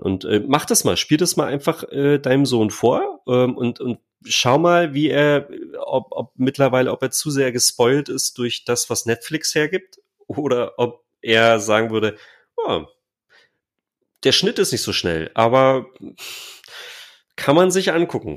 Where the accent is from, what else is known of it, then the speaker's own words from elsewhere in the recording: near Stendal, north of Magdeburg, Saxony-Anhalt, Germany; also born or lived in East Germany (GDR); ich bin in der Nähe von Stendal aufgewachsen. So, ähm, also nördlich von Magdeburg